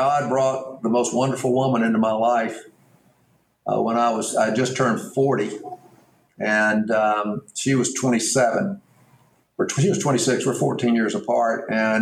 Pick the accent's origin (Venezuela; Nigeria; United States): United States; Mountain Brook, Alabama; I grew up in Mountain Brook, Alabama. I went to Mountain Brook High School.